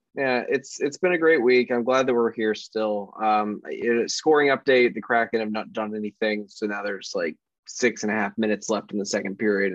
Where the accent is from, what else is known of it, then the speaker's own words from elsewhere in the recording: Puyallup, Washington, United States; I was like, no shit, I'm from Puyallup.